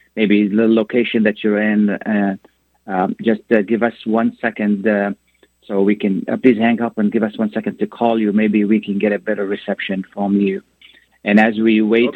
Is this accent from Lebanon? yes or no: yes; Lebanon; now in United States; I come from a country where people work against each other. I come from Lebanon.